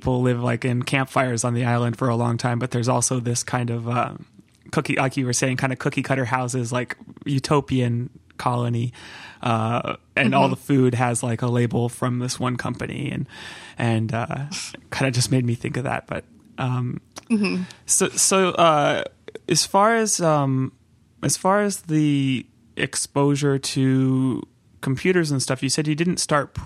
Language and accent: English; Santa Cruz, California, United States; also born or lived in Long Beach, California; I grew up in Santa Cruz area in California